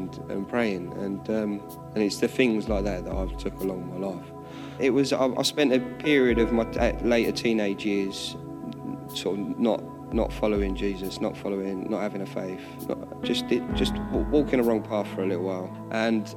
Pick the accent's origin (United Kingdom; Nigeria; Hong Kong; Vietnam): United Kingdom; Harwicham, England; Growing up being in Harwicham, being part of Harwicham Church